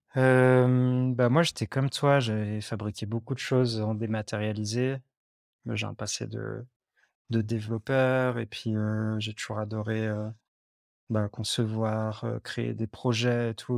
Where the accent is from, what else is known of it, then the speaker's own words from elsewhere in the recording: Lyon, Auvergne-Rhône-Alpes, France; moved away as an adult; also born or lived in Lot; j'habitais longtemps à Lyon, j'ai grandi à Lyon